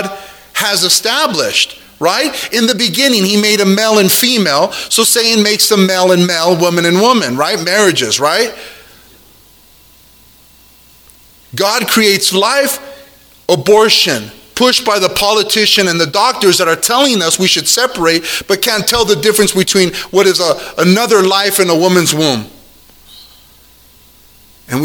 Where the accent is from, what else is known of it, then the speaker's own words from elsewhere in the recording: Hawaii, United States; I'm Hawaiian